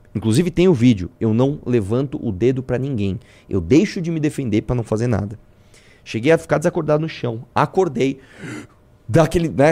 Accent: Brazil

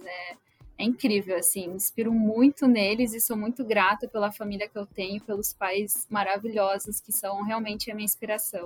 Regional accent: Horizontina, Rio Grande do Sul, Brazil; moved away as an adult; now in Rio de Janeiro, Brazil; Eu sou de Horizontina, do Rio Grande do Sul, então sou gaúcha

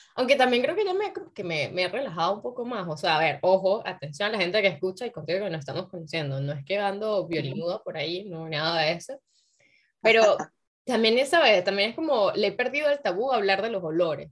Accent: Venezuela; moved away as an adult; also born or lived in Paris, France; now in France; los venezolanos estamos tan adictos al desodorante

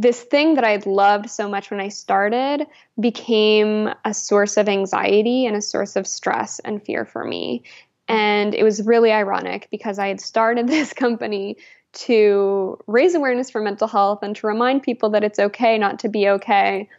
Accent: Alberta, Canada; moved away as an adult; also born or lived in New Brunswick; I'm originally from Alberta

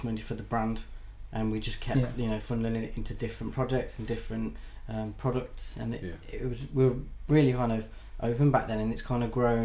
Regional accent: Birmingham, West Midlands, United Kingdom; we're two guys from Birmingham

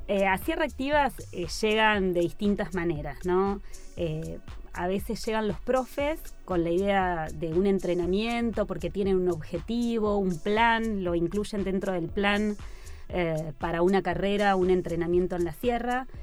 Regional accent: Buenos Aires, Argentina; also born or lived in Tandil; yo soy de Buenos Aires y vivo en Buenos Aires

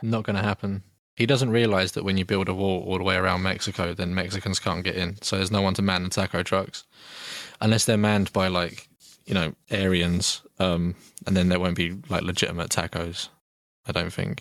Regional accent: United Kingdom; we're both British

